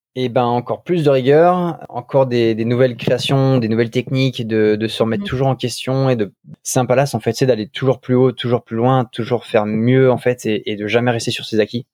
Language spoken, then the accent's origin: French; France; moved away as an adult; also born or lived in Paris / London / Kuwait / Tokyo; c'était mon pays, j'étais avec des Français